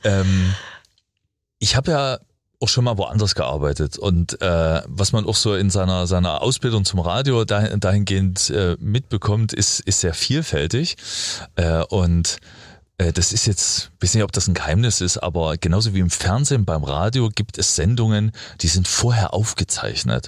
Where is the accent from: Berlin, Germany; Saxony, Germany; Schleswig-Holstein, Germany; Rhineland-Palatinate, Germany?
Saxony, Germany; Freiberg; ich bin in Freiberg groß geworden